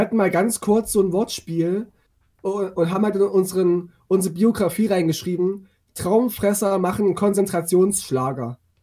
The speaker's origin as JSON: {"language": "German", "area": "eastern Germany", "region": "East Germany", "country": "Germany", "tie": "born or raised there", "said": "ich komme ja auch aus Meusten so, und bin auf dem Dorf groß geworden."}